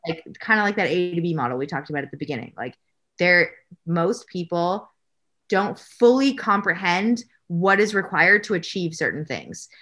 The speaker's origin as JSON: {"language": "English", "country": "Canada", "said": "I'm Canadian"}